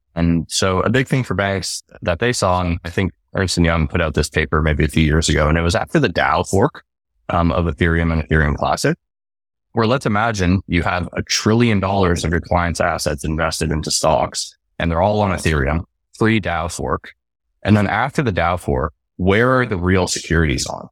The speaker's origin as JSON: {"language": "English", "country": "Canada", "said": "So I'm originally from Canada"}